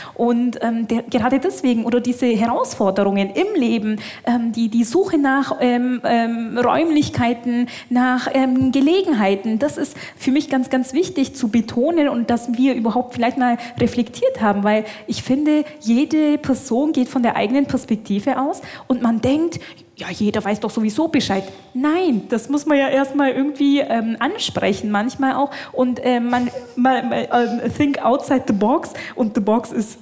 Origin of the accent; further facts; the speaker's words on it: Bavarian Swabia, Germany; komme aus dem schwäbischen Teil von Bayern. Ähm, also ich bin hier schon fast im Heimat